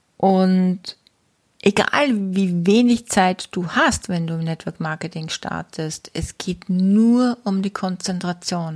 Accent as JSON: {"language": "German", "country": "Austria", "said": "bei uns in Österreich"}